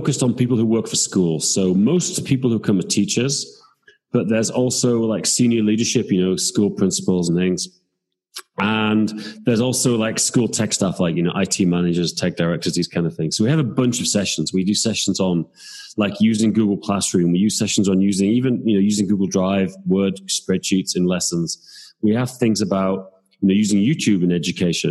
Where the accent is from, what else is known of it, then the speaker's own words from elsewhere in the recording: England, United Kingdom; now in Prague, Czech Republic; I'm from England, but I live in Prague